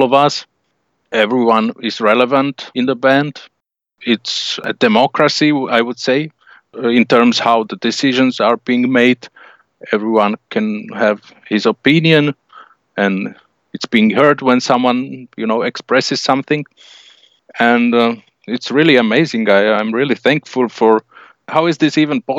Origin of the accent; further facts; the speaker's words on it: Slovakia; we're from Slovakia